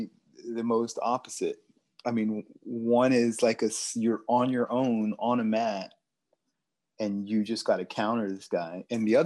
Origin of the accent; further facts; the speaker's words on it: Houston, Texas, United States; also born or lived in Colorado; my time growing up in Houston